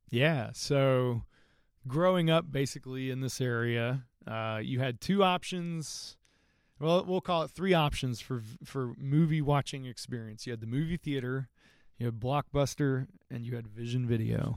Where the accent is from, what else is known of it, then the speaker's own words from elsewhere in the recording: Athens, Georgia, United States; also born or lived in Berlin / Virginia / California; we came to the Athens area